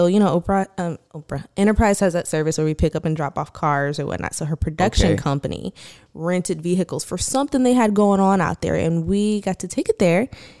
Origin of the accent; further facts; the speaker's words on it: Virginia, United States; moved away as an adult; also born or lived in Los Angeles; I grew up in Virginia. I moved to LA after I graduated from VCU.